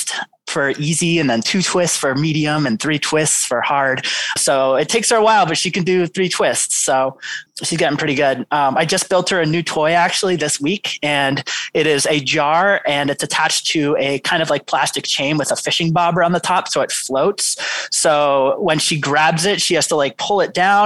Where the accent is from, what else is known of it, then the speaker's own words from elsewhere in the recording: New York City, New York, United States; now in Nantucket, United States; I grew up in New York City